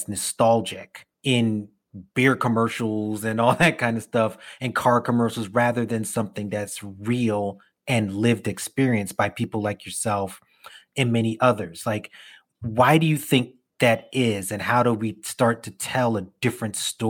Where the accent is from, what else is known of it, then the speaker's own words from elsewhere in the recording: New York, United States; I'm a city kid, right? Like, I grew up in New York